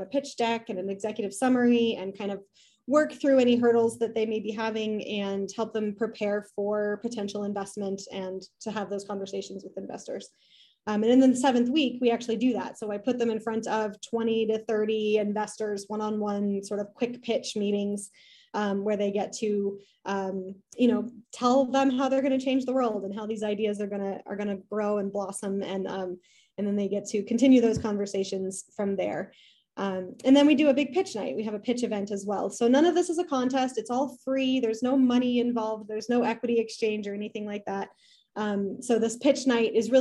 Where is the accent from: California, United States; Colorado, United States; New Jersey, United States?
Colorado, United States; Denver; moved away as an adult; also born or lived in Fort Collins, Colorado; now in Cheyenne, United States; I grew up in the Denver area, suburbs of Denver